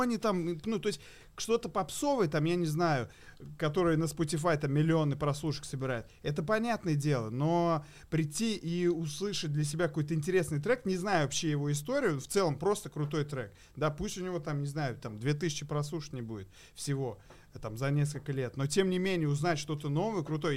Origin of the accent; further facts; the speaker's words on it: Kazan, Tatarstan, Russia; сам я из Казани этим очень горжусь